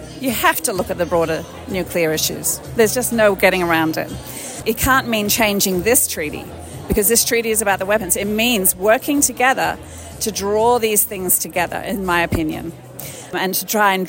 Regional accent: Melbourne, Victoria, Australia; from Australia, from Melbourne, Australia

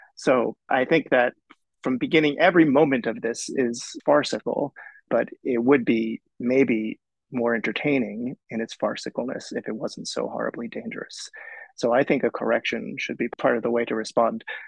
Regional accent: New York City, New York, United States; I'm born and raised in New York

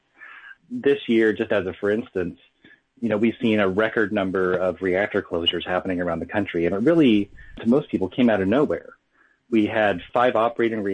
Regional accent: Syracuse, New York, United States; My hometown is Syracuse, New York, which is just downwind from four nuclear reactors on Lake Ontario.

